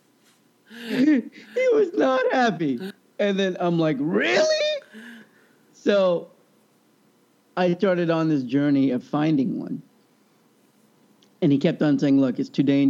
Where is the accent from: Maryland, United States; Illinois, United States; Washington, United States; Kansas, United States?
Kansas, United States; growing up in Kansas